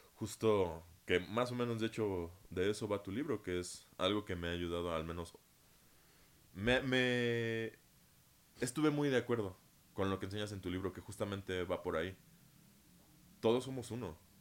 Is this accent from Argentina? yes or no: no; Mexico; Yo nací en México